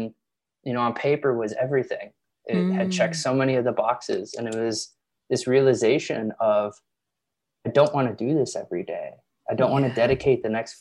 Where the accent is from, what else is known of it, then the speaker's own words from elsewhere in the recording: Chicago, Illinois, United States; moved away as an adult; also born or lived in Los Angeles; I'm from the Midwest, Chicago